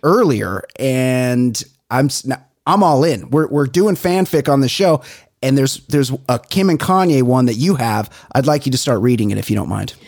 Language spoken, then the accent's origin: English; Southern California, United States; here in Southern California